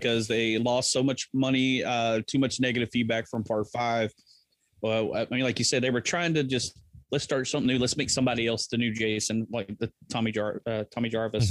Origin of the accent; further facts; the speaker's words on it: Texas, United States; I'm from Texas